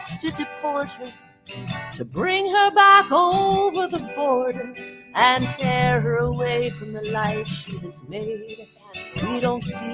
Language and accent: English; Dallas, Texas, United States; I'm from Dallas